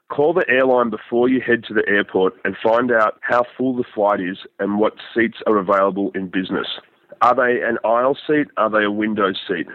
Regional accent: Australia; I'm an Australian

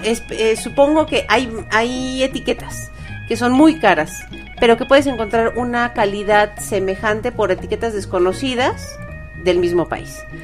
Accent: Mexico; un país como México, donde no consumimos tanto

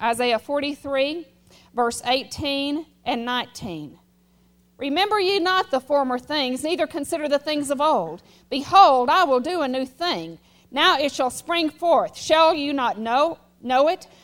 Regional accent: United States; I'm an American, I know one language

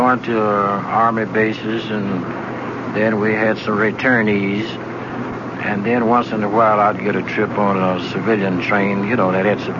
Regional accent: Texas, United States; now in Los Angeles, United States; I'm really from Texas, and I moved to Los Angeles. I've been out there ever since

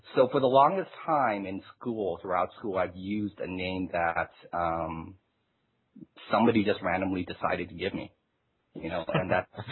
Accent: China; now in United States; I was born in China

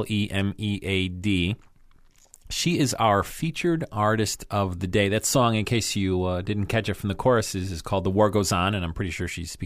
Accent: New York, United States; I'm from New York. I used to jam in a band years ago.

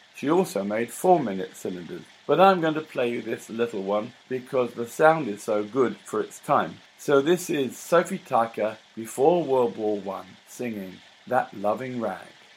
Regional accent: London, United Kingdom; I'm a Londoner, not a New Yorker

